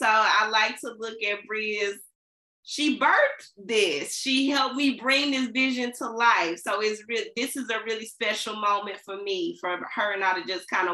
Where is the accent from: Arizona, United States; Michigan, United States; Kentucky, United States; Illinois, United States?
Illinois, United States; Centreville; I'm from Centralville, Illinois. So we had the Cali Boyd Center out here. That was our library. It's closed down now, unfortunately. I have fantasies of opening that center back up because it's such a big part of my childhood.